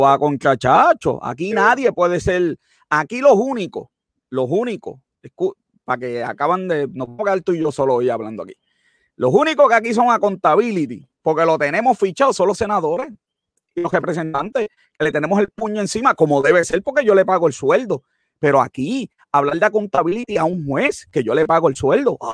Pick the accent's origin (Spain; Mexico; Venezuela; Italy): Italy; mi tierra, Italia.